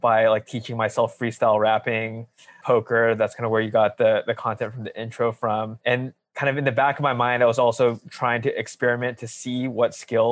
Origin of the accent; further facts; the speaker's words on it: Alameda, California, United States; also born or lived in Los Angeles, United States; I grew up in the Bay Area. I had a pretty good childhood. Yeah, kind of spent, say, grade school all the way to high school in a small town called Alameda